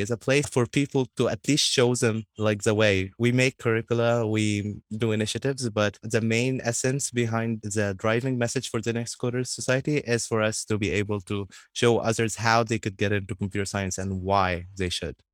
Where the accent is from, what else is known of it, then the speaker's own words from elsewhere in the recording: Egypt; in my hometown, like, I continue being an ambassador for the World Literacy Foundation and continue teaching kids.